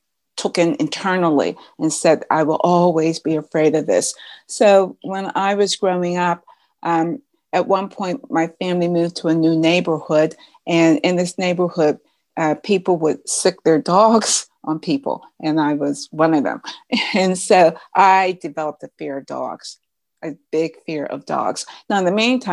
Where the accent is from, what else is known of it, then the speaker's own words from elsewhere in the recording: Pittsburgh, Pennsylvania, United States; also born or lived in St. Louis, Missouri; I am from Pittsburgh, even though right now I'm in St. Louis, Missouri